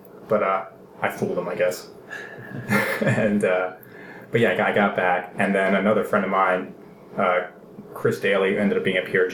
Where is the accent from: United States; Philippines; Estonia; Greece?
Greece; moved away; my home country